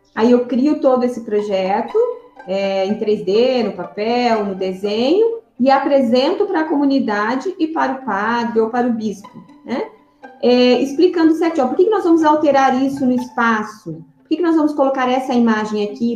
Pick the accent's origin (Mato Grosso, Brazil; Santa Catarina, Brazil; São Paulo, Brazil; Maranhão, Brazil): Mato Grosso, Brazil; Sinop; also born or lived in Paraná; eu sou paranaense. Eu cheguei aqui em Sinop com sete anos, com a minha família.